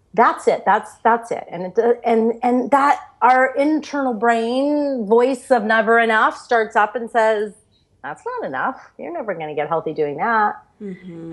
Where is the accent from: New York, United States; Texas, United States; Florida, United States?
Florida, United States; I grew up in Florida